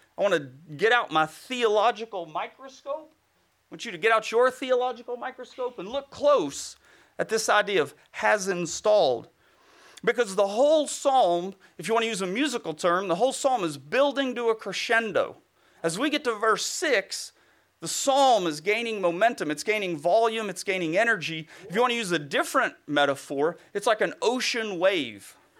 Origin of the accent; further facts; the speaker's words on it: Bible Belt, the South, United States; I grew up in the Bible Belt